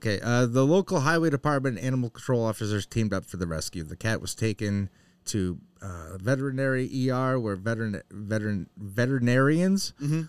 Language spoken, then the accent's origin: English; Concord, New Hampshire, United States; I'm from Concord too, but Concord, New Hampshire.